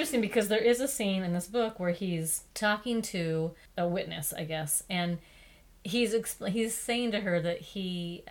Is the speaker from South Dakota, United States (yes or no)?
yes; South Dakota, United States; South Dakota, to my home state.